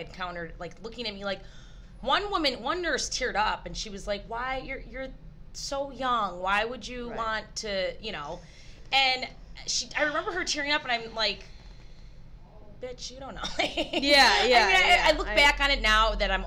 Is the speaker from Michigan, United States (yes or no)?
yes; Michigan, United States; we're from Michigan.